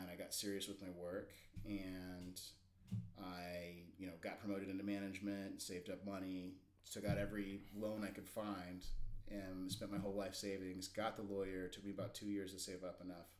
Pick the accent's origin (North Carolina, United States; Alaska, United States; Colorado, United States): Alaska, United States; I grew up in Alaska and it's a very independent kind of Wild West place to grow up.